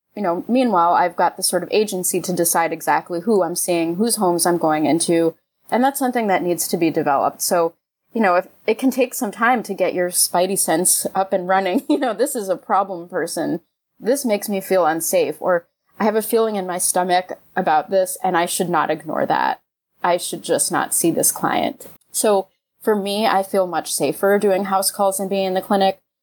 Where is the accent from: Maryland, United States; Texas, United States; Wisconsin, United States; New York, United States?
New York, United States; now in Los Angeles, United States; I'm from New York, so I know those winters really well